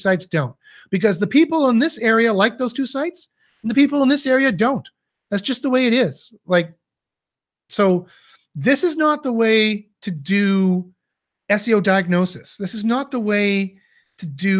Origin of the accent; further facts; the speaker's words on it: Canada; I'm Canadian